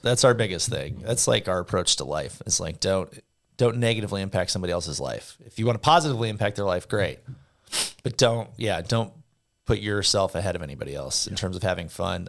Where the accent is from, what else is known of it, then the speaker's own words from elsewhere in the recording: Southern California, United States; I grew up in Southern California